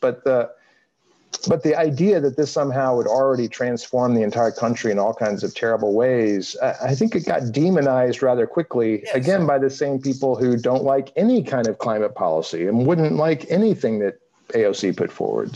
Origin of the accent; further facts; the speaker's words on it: Arlington, Texas, United States; also born or lived in Houston, Texas; now in North Carolina, United States; I grew up in North Texas, outside of Fort Worth. Um, where? In Arlington